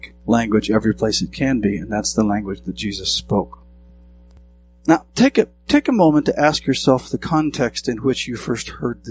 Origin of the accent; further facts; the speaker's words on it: southwestern Montana, United States; I grew up in Montana, in a rural county in the southwestern portion of Montana that's famous for cattle, sheep, and hay